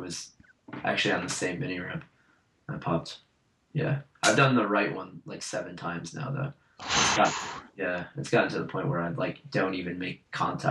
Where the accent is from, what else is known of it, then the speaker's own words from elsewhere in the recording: Rochester, New York, United States; And because I come from Rochester, which is like very snowy